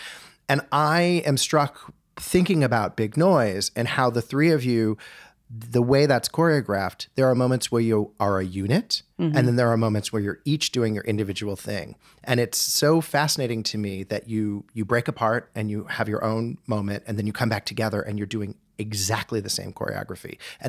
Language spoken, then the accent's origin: English; Winnetka, Illinois, United States; Yeah. I grew up in Winnetka.